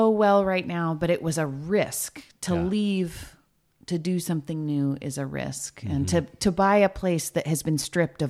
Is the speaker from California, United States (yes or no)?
yes; Ventura, California, United States; born there; I was born in Ventura.